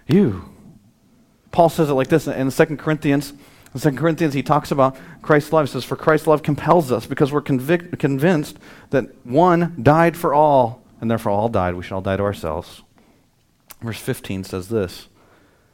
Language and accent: English; United States; as an American